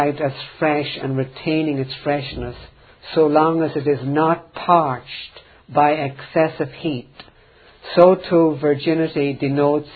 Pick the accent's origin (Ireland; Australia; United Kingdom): Ireland; I grew up in Ireland